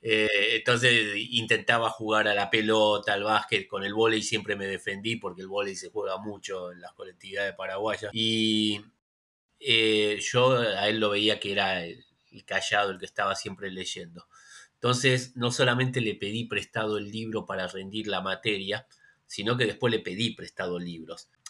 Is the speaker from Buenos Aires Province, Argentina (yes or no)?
yes; Isidro Casanova, Buenos Aires Province, Argentina; Yo soy nacido y criado en Isidro Casanova, que es lo que se conoce como el conurbano, acá en la provincia de Buenos Aires